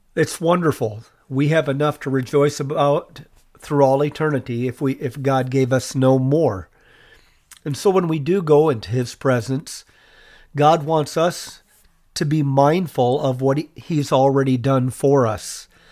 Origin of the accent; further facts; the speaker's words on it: United States; as American citizens